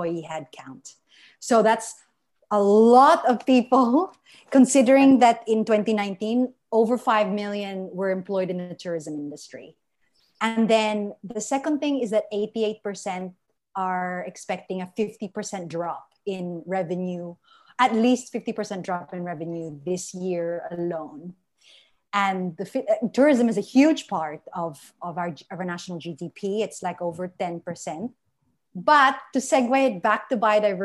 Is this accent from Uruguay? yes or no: no; Philippines; as a Filipina